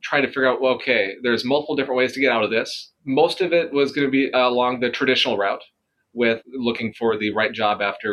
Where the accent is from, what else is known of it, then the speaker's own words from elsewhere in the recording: Hawley, Minnesota, United States; moved away as an adult; also born or lived in Twin Cities, Minnesota; now in Rochester, United States; I grew up in Hawley, which is between Fargo, Moorhead, and Detroit Lakes